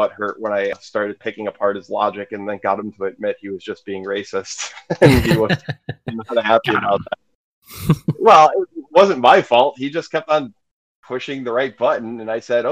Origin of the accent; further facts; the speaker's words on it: Atlanta, Georgia, United States; I'm from Atlanta